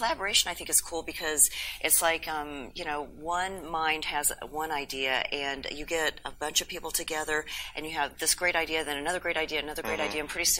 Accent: Texas, United States

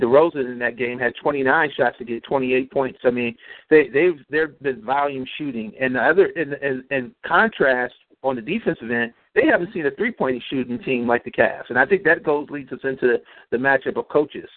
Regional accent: Cleveland, Ohio, United States; Cleveland born and raised, Buckeye born and bred

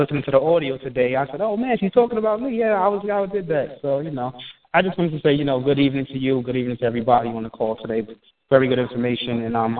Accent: New York, United States; now in Delaware, United States; I was born in New York, but, you know, of course, you know, now I live in Delaware.

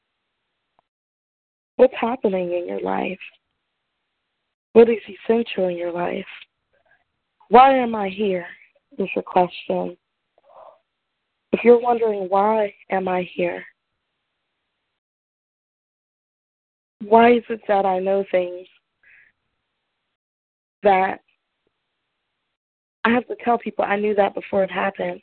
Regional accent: Aberdeen, Maryland, United States; where I'm from in Aberdeen, Maryland.

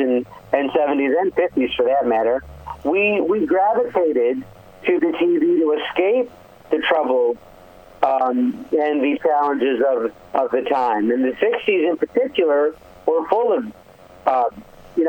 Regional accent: Rochester, New York, United States; I grew up in Rochester, New York, in a beautiful Italian-American family.

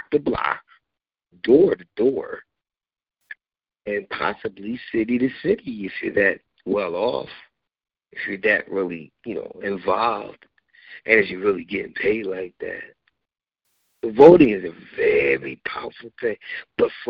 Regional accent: United States; I was born in the United States, but I'm an immigrant still. Because my descendants came from Africa

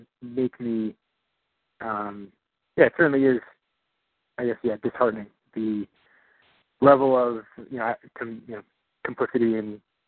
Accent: New York, United States; born there; also born or lived in Illinois; I was born in New York. That's where my family's from.

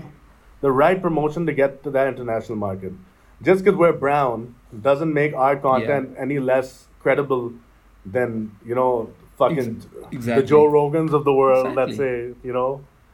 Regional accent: England, United Kingdom; I'm an English rapper.

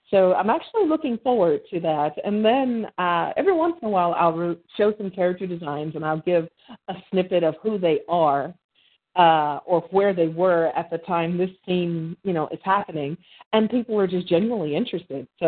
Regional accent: Birmingham, Alabama, United States; I was born and raised in Birmingham, Alabama.

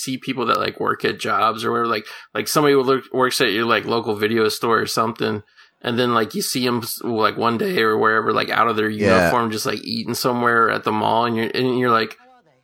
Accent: Cincinnati, Ohio, United States; also born or lived in Los Angeles; now in Northern California, United States; where I grew up in Cincinnati

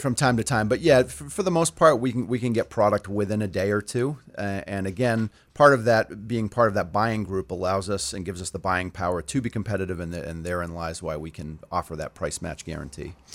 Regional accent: Auburn, Maine, United States; I grew up in Auburn, have a lot of close ties to the community

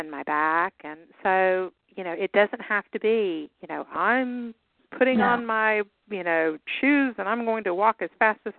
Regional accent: the South, United States; accent: Southern; We're all from the South, y'all.

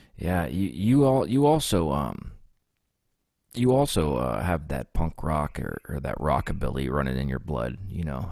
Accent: United States; also born or lived in Texas / Pennsylvania; I was born in Texas, but I was raised in Ohio and Pennsylvania split.

